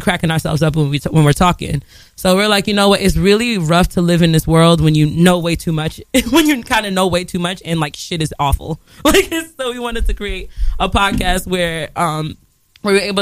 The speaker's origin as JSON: {"language": "English", "region": "New York", "country": "United States", "said": "I'm from New York"}